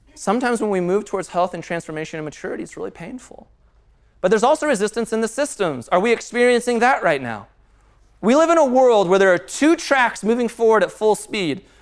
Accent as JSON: {"language": "English", "town": "Castle Pines", "region": "Colorado", "country": "United States", "tie": "born or raised there", "said": "I grew up in Castle Pines"}